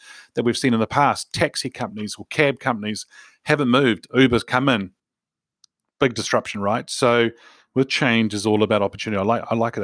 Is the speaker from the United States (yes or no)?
no; New Zealand; I'm a Kiwi